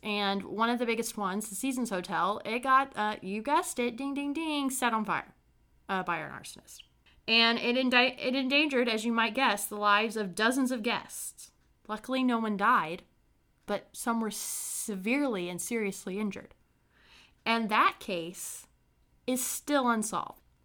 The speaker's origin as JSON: {"language": "English", "area": "Brown County", "region": "Indiana", "country": "United States", "said": "I'm from a small town called Brown County in Indiana"}